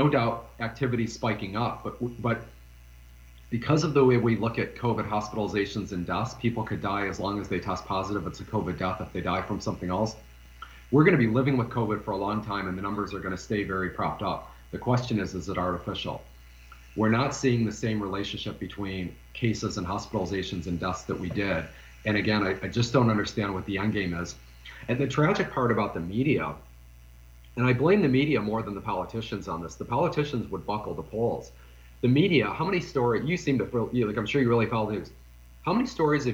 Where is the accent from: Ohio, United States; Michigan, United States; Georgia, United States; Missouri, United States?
Michigan, United States; Detroit; I'm from Detroit